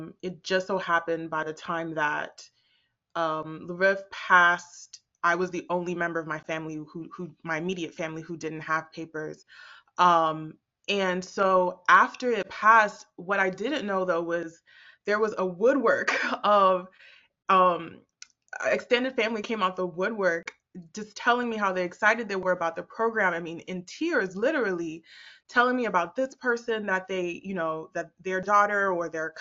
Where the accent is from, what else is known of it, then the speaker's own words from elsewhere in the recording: United States; also born or lived in Botswana; I came to the U.S. at 6 years old